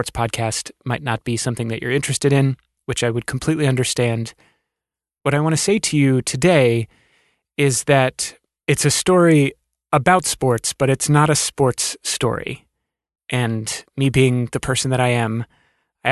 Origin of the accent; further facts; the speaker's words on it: Alexandria, Virginia, United States; where I grew up in Alexandria, Virginia